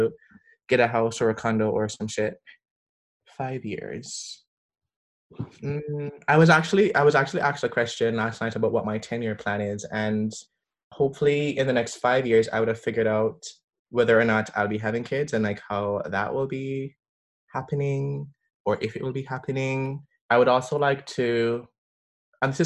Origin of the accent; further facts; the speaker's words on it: Jamaica; now in Canada; growing up in Jamaica